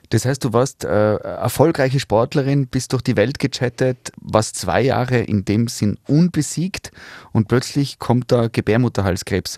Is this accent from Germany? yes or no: no; Tyrol, Austria; wir Tiroler